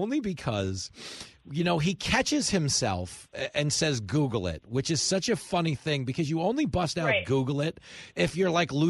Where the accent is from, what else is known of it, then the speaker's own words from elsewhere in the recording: New York, United States; I'm from New York